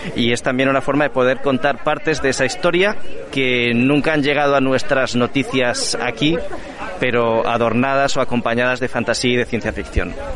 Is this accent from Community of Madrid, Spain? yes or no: no; Cantabria, Spain; yo vengo de Cantabria